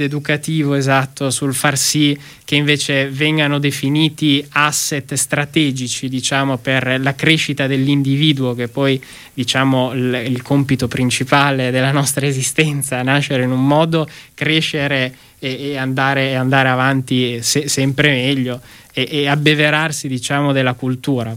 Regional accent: Emilia-Romagna, Italy; da Emiliano Romagnolo

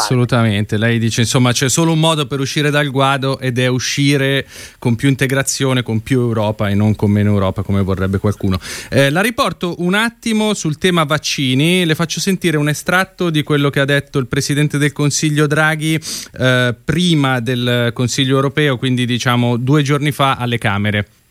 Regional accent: Lombardy, Italy; io sono lombardo

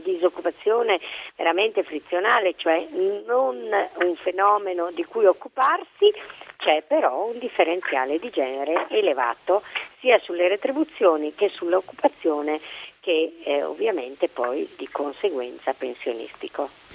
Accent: Bolzano, Trentino-Alto Adige, Italy; io sono di Bolzano

